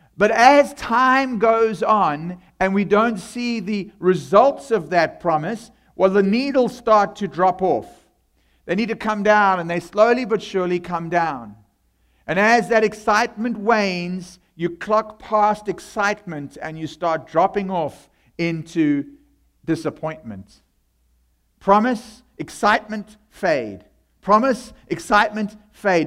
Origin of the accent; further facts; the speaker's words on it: South Africa; accent: South African; moved away; I come from South Africa